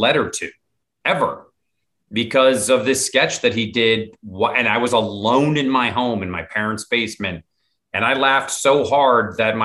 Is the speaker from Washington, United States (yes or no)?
yes; Mercer Island, Washington, United States; also born or lived in Rome, Italy / Haddonfield, New Jersey; I'm from Mercer, I grew up on Mercer Island